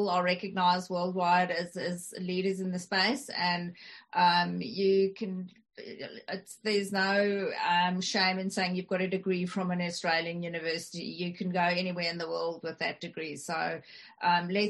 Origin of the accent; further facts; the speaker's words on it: South Africa; first language English and Afrikaans; I speak two languages fluent, that are, you know, English and Afrikaans, because I'm South African